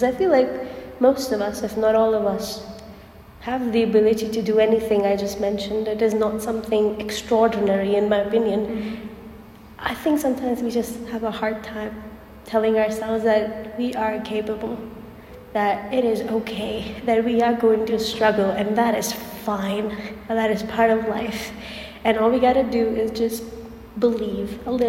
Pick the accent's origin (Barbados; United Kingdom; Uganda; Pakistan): Pakistan; moved away as an adult; now in Turkey; I'm from Pakistan